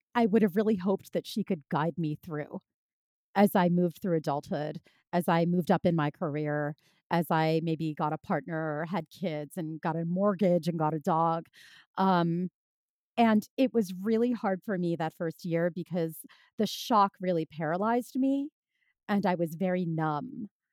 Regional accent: Philadelphia, Pennsylvania, United States; moved away as an adult; now in New York City, United States; they continued on to Philadelphia, which is, that's my hometown

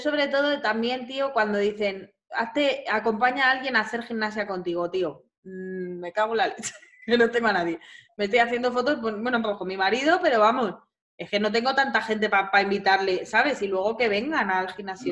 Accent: Madrid, Community of Madrid, Spain; yo soy de Madrid, ¿eh? que yo no vivo en Barcelona

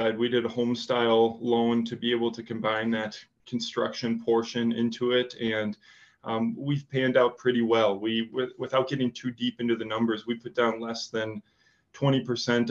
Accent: Wisconsin, United States; accent: Wisconsin; also born or lived in Chicago; now in Nashville, United States; my accent from Wisconsin

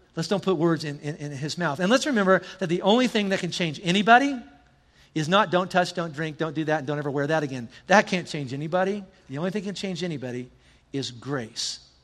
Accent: the South, United States; I'm from the South

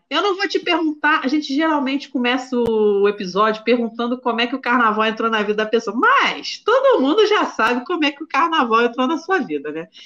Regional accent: Bahia, Brazil; Como baiana, gente, a gente sempre tem a lavagem, né?

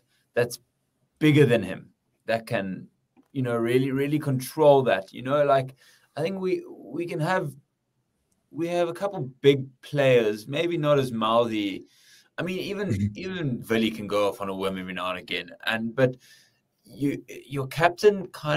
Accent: South Africa; as a South African

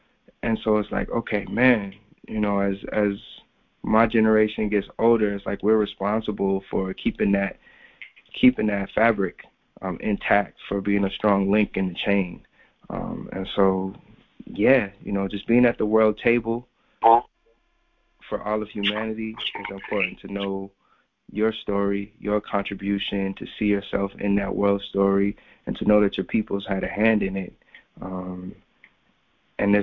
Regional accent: Japan; also born or lived in South Korea; I grew up primarily in the Far East, in Japan and Korea, but amongst a pretty solid Black community.

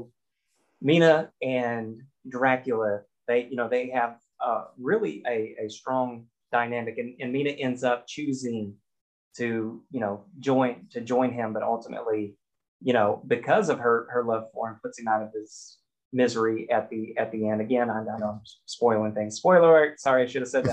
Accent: United States; I'm American.

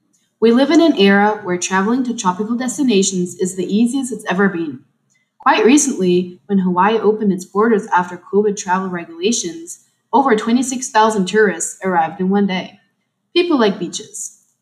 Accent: Germany; And I'm from Germany.

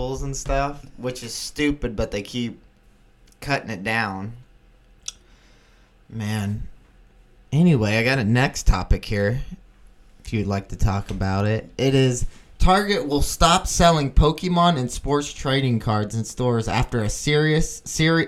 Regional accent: United States; As American citizens

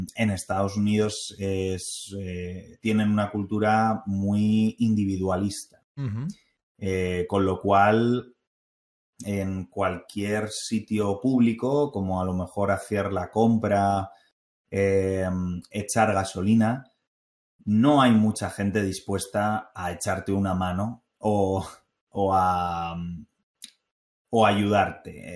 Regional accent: Spain; also born or lived in North Carolina, United States; yo que soy español

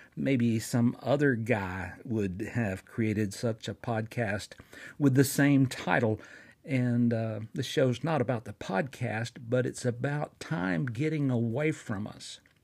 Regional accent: Fort Payne, Alabama, United States; here in my hometown of Fort Payne, Alabama

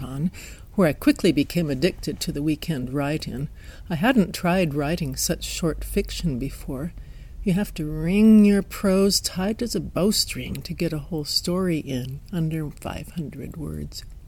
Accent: Wyoming, United States; accent: Wyoming twang; also born or lived in Pacific Northwest, south of Seattle, Washington; now in Washington, United States; a little Wyoming twang in my voice

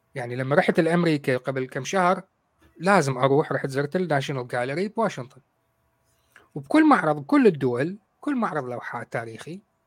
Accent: Baghdad, Baghdad Governorate, Iraq; moved away as an adult; now in United Kingdom; أنا عراقي من بغداد

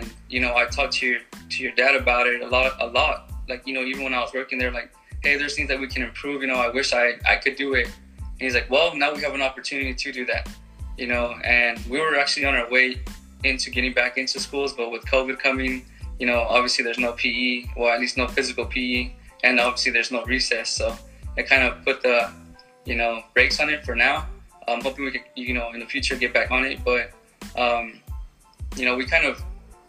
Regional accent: Greenfield, United States; I grew up here in Greenfield

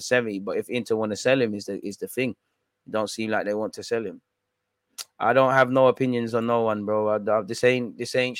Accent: London, United Kingdom; I grew up in North London, closer to the Spurs ground

